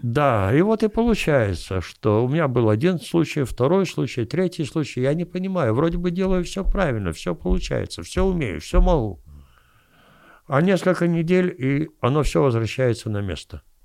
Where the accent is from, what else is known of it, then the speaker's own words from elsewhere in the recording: Kyiv, Ukraine; я киевлянин